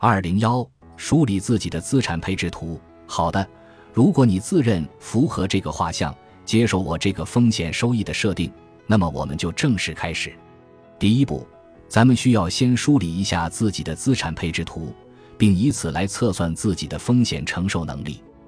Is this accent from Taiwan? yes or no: no; China; 我们中国人